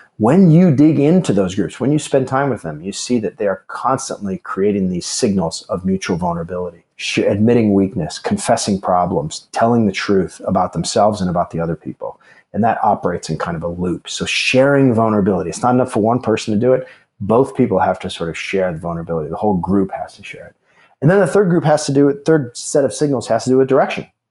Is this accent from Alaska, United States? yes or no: yes; Alaska, United States; moved away; also born or lived in Chicago; I grew up in Alaska